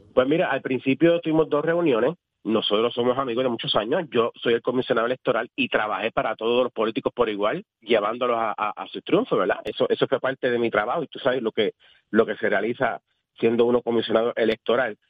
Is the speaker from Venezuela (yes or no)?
no; Guayama, Puerto Rico; Mi pueblo de Guayama, pueblo que amo, pueblo que le he servido por 26 años